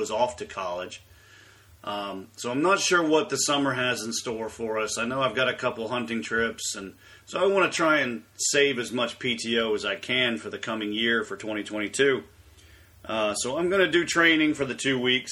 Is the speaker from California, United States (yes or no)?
no; Pinehurst, North Carolina, United States; now in Ohio, United States; I grew up in Pinehurst